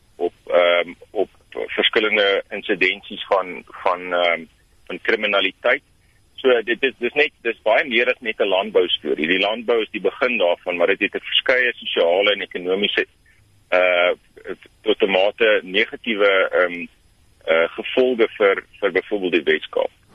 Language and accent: Afrikaans; South Africa; as Suid-Afrikaners